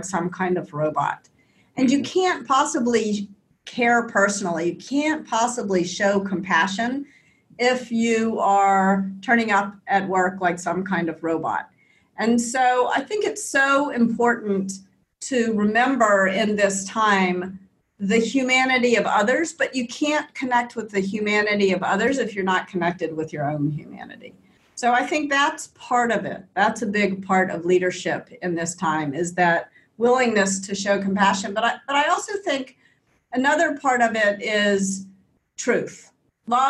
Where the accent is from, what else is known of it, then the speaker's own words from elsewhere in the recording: Memphis, Tennessee, United States; I grew up in Memphis in the South in the US